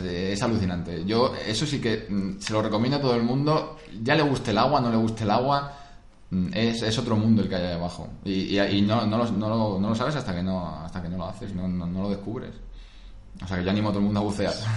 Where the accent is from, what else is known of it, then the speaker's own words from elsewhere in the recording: Madrid, Community of Madrid, Spain; also born or lived in Rome, Italy / England; yo que soy de Madrid